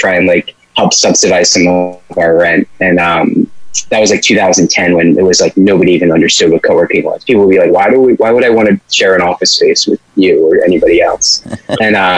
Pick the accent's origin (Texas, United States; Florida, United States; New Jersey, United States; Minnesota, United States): New Jersey, United States; also born or lived in Montclair, New Jersey / Ocean Grove, New Jersey; I grew up in South Jersey